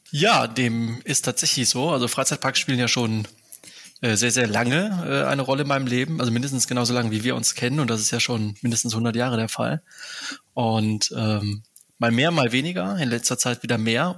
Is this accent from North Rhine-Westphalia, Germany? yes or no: yes; near Aachen, North Rhine-Westphalia, Germany; aufgewachsen bin ich in der Nähe von Aachen